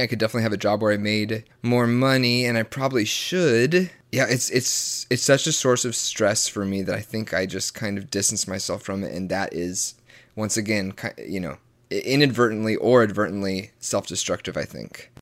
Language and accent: English; the Bible Belt, Southern United States, United States; born or raised there